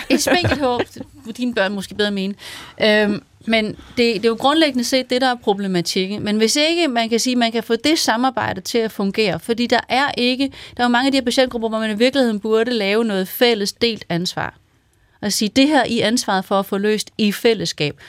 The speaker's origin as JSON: {"language": "Danish", "area": "Vendsyssel", "region": "North Denmark Region", "country": "Denmark", "said": "jeg kommer fra Vendsyssel"}